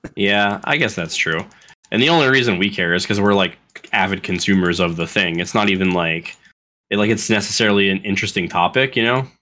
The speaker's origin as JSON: {"language": "English", "region": "Florida", "country": "United States", "said": "I was taught to talk this way 'cause I'm from Florida"}